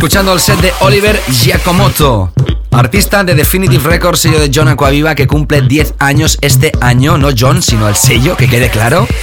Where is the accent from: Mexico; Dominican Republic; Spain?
Spain; Barcelona, Catalonia; Barcelona, mi ciudad natal